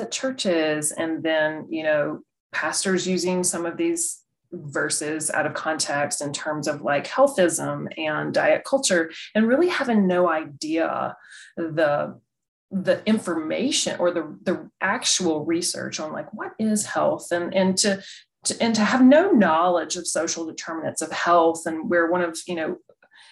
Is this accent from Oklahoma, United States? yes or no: no; North Carolina, United States; I grew up in the South and in North Carolina, little town, little church